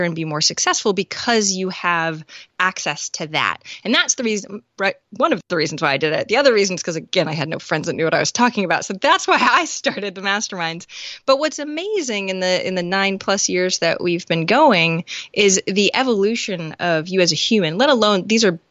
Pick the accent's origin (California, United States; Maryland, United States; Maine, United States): Maine, United States; also born or lived in Rochester, New York; So I moved from RIT to Maine because I'm from Maine